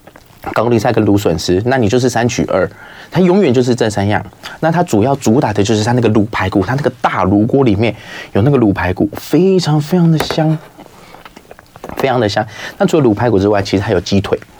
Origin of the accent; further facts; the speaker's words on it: Keelung, Taiwan; 从小在基隆长大